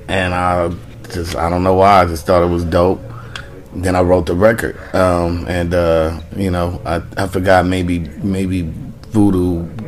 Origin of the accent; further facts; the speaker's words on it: West Coast, United States; I'm dope. I'm from the West Coast. I'm a lyricist